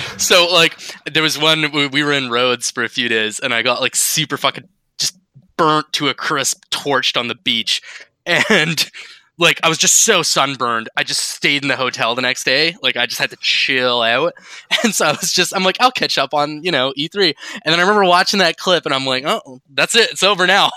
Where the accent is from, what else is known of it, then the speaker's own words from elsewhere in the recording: Canada; We are we're Canadian.